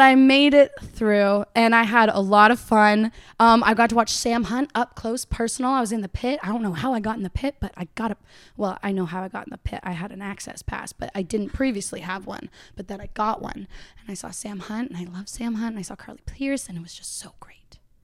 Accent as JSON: {"language": "English", "town": "Uxbridge", "region": "Ontario", "country": "Canada", "moved": "as an adult", "lives_now": "Nashville, United States", "said": "I'm based in Nashville right now, but I'm from Uxbridge, Ontario."}